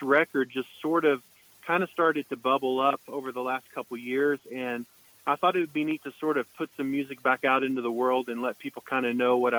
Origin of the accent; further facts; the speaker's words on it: Oklahoma, United States; now in Santa Ynez Valley, United States; I grew up playing guitar in Oklahoma